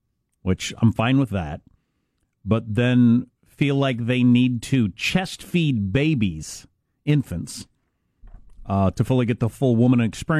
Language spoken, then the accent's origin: English; Huron, South Dakota, United States; born there; My home state of South Dakota, where I was born. I have like 5 states I call my home state.